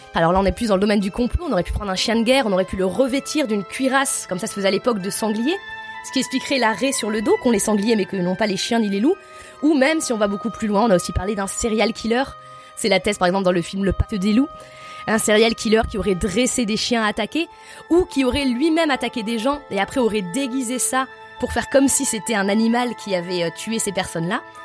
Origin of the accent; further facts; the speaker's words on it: Lozère, Occitania, France; je suis originaire de Lozère.